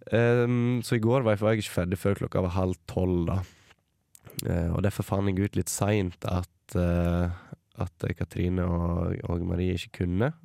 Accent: Sogndal, Vestland, Norway; also born or lived in Lærdal; jeg kommer fra Sogndal

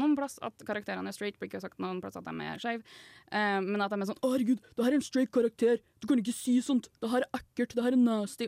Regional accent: Fosen, Trøndelag, Norway; moved away as an adult; now in Trondheim, Norway; Jeg er jo fra Nei. Fosen, så rett utafor uh, Trondheim.

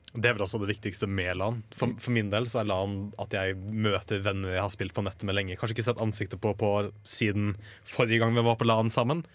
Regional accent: Kongsvinger, Innlandet, Norway; Kongsvinger, eh, der jeg er ifra.

